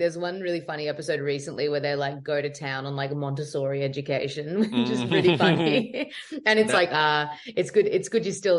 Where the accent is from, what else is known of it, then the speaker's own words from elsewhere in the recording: Australia; Oh, it's all accurate. It's completely what happens. Yeah. That's what it's like down there.